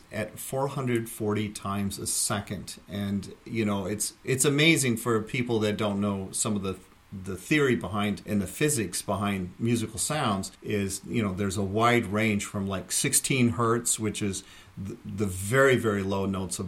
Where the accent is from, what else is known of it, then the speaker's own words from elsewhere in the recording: Michigan, United States; moved away as an adult; now in Hudson Valley, United States; I'm from Michigan originally. I grew up in Michigan, went to University of Michigan for my bachelor's degree in music education.